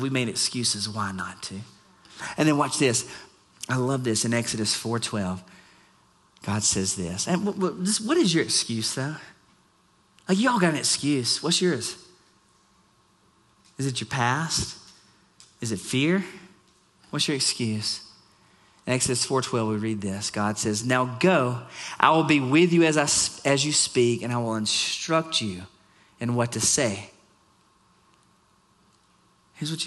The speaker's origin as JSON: {"language": "English", "region": "Florida", "country": "United States", "also_born_or_lived": "South Alabama", "moved": "yes", "lives_now": "Arizona, United States", "said": "I'm from the Southeast, so Florida"}